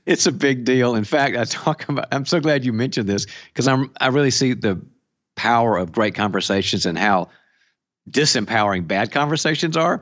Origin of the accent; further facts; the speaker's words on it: the South, United States; now in California, United States; I'm originally from the South